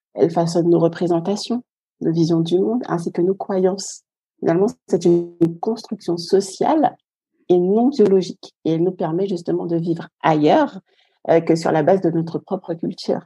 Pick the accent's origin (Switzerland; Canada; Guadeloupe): Guadeloupe; Je viens de la Guadeloupe et j'ai un petit garçon de 3 ans